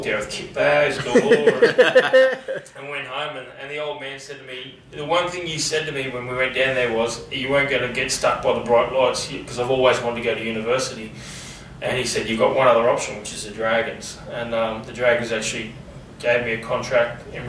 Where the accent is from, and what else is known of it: Sunshine Coast, Queensland, Australia; born or raised there; also born or lived in Chinchilla, Queensland / Blackwater, Queensland